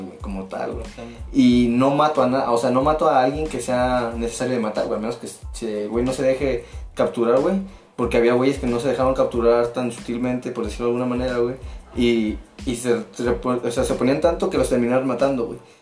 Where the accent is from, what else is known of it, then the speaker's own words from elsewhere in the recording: Mexico; Como mexicanos